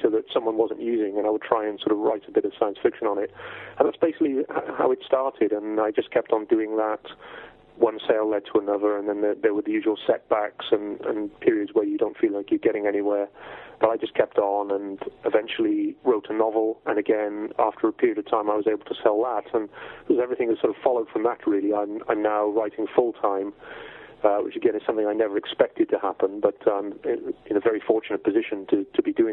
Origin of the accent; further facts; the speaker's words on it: South West England, United Kingdom; now in Wales; I was born in Wales originally uh, in, 1966. My family, uh, I have sort of strong Welsh roots, but my family moved down to uh, Cornwall in England when I was fairly small. So I spent my formative years in that part of the world.